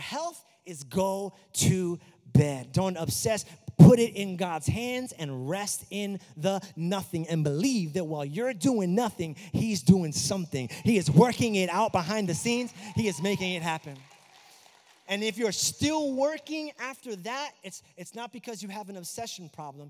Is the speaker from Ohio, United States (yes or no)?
no; New York, United States; now in Florida, United States; I'm also from New York